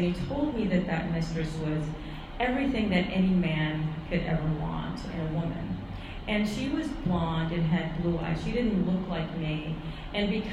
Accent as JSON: {"language": "English", "town": "New York City", "region": "New York", "country": "United States", "tie": "born or raised there", "said": "I grew up in Manhattan, it's very expensive"}